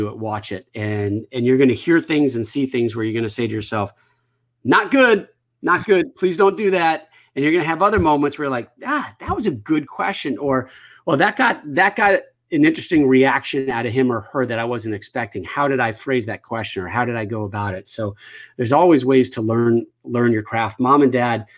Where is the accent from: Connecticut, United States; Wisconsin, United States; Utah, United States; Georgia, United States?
Connecticut, United States; growing up in Connecticut